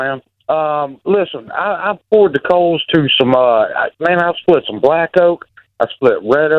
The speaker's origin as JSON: {"language": "English", "region": "Virginia", "country": "United States", "tie": "born or raised there", "said": "I grew up in Virginia"}